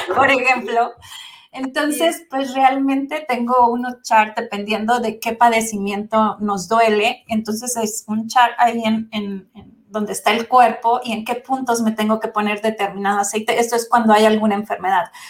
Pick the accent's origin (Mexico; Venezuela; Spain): Mexico; soy de México